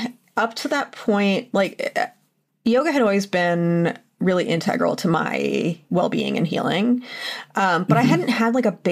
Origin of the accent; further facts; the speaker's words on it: Mount Nittany, Pennsylvania, United States; Mount Nittany, which is the mountain in my hometown.